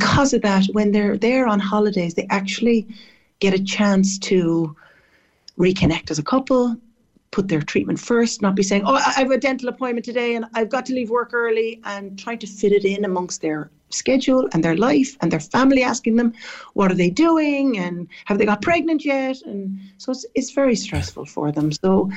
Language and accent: English; Cork, Munster, Ireland; moved away as an adult; also born or lived in Dublin / San Francisco; now in Barbados; I'm from Cork, but I went to Dublin, to the Adelaide, to do my nursing.